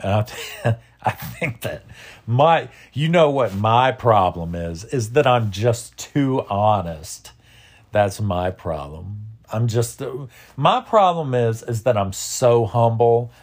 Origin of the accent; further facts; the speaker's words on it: United States; as an American